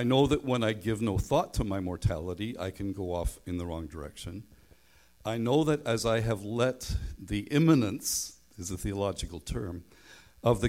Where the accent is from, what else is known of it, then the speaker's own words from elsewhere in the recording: Northern Ireland, United Kingdom; now in Canada; I grew up in Northern Ireland, and I went to school away from home, so nobody knew I was a Christian